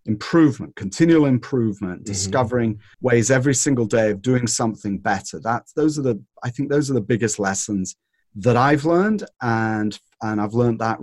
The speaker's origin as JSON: {"language": "English", "region": "North West England", "country": "United Kingdom", "tie": "born or raised there", "moved": "yes", "lives_now": "California, United States", "said": "I was brought up in Northern England. And in Northern England, we were on the windward side of the Pennines"}